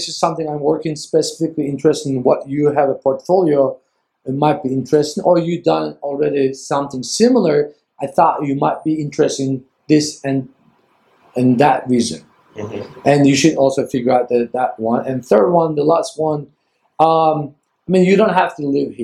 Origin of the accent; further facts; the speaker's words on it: Ankara, Turkey; moved away as an adult; now in San Francisco, United States; from Ankara, Turkey